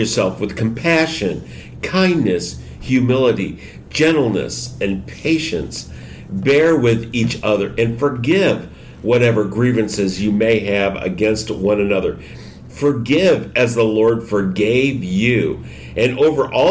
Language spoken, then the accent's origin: English; Michigan, United States; now in Houston, United States; I'm from Michigan, where the weather, the seasons were distinct